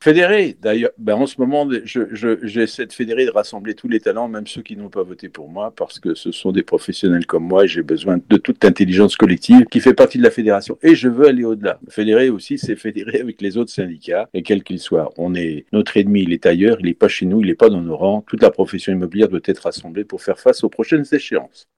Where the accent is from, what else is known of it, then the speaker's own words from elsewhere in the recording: Nantes, Pays de la Loire, France; je suis nantais